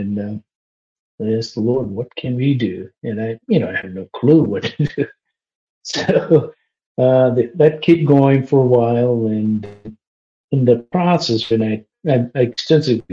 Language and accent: English; Kerala, India; moved away as an adult; also born or lived in New York City, United States; now in Maine, United States; I grew up in India